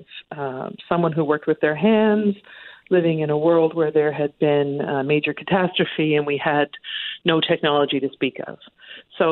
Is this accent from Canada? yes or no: yes; Canada; we're so Canadian